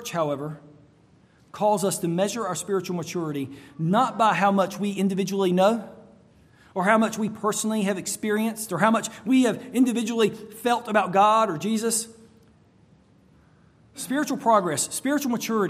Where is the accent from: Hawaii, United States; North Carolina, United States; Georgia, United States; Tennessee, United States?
North Carolina, United States; now in Florida, United States; I grew up in North Carolina, and there were cold nights in North Carolina.